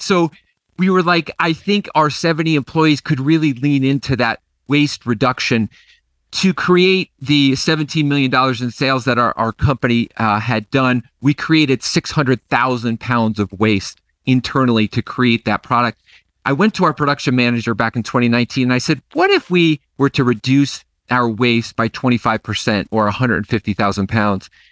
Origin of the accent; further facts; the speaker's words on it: Nassau, New York, United States; my hometown is Nassau, New York